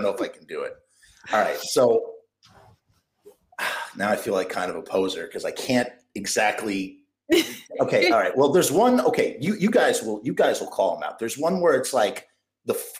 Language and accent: English; New York, United States; as a New Yorker